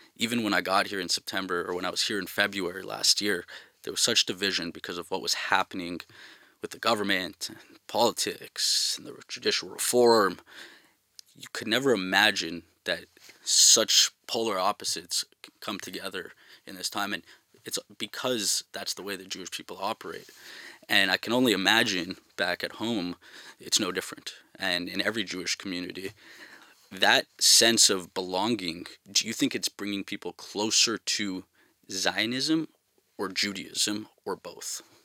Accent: Montreal, Quebec, Canada; moved away as an adult; now in Tel Aviv, Israel; I'm from Montreal.

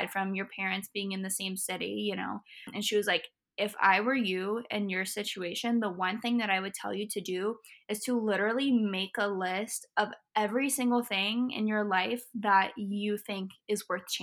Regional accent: Indiana, United States; also born or lived in Florida; I grew up in Florida. I was here until I was in fourth grade. And then after fourth grade, I moved to Indiana near like Bloomington and Indianapolis, right in between there

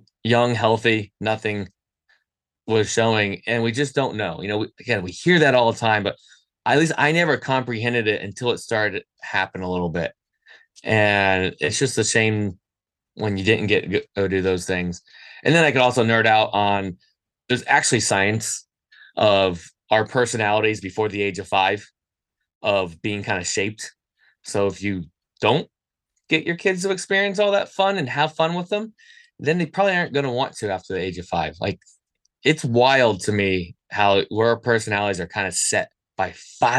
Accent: United States; as an American

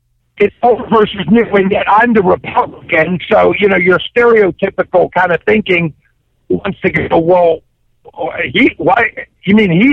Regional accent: Cincinnati, Ohio, United States; now in Hillsboro, United States; I grew up in Cincinnati.

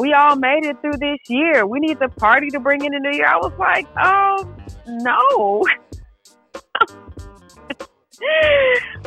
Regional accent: Decatur, Georgia, United States; also born or lived in Atlanta, Georgia; I grew up in Decatur, so I am a Georgia peach

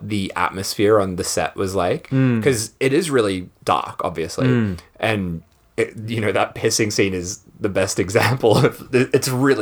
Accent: Australia; growing up in Australia

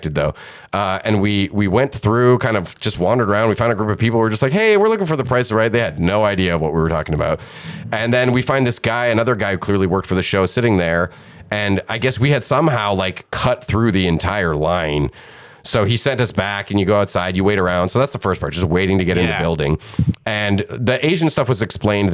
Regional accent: Canada; We're Canadians on our honeymoon

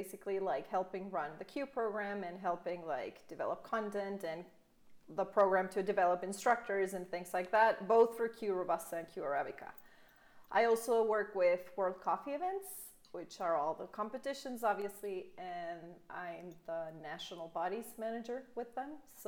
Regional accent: Belgium; English is a second language; also born or lived in Comoros; now in Guatemala; I am from Belgium. Both my parents are from Belgium. My whole family's from Belgium.

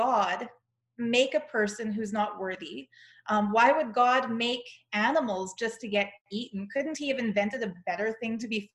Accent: Canada; accent: Canadian; I'm Canadian.

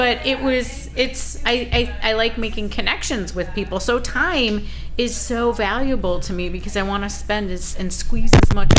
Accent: Buffalo, New York, United States; I'm from Buffalo.

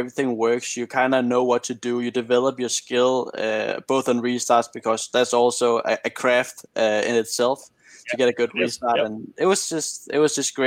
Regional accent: Denmark; I come from Denmark. It rains a lot. I've been doing a lot of rain back home, both in karting and cars

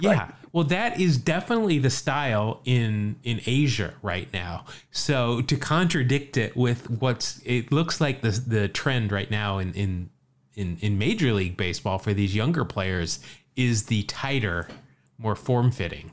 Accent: Salt Lake City, Utah, United States; moved away; also born or lived in California; when I was growing up in Salt Lake.

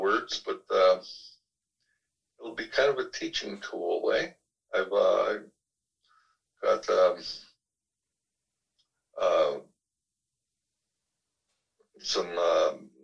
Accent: Vernon, British Columbia, Canada; I'm from here

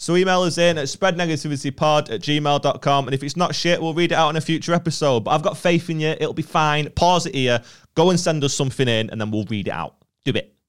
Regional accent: Stockport, North West England, United Kingdom; I'm from Stockport.

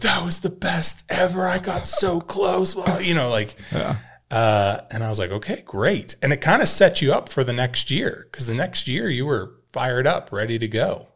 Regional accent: Idaho, United States; growing up in Idaho

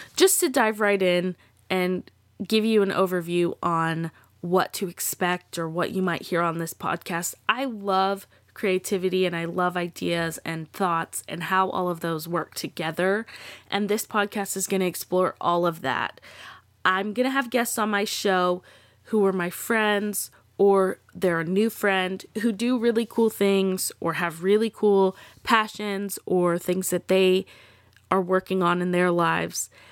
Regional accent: Texas, United States; I'm from Texas. I am very proud to be from Texas.

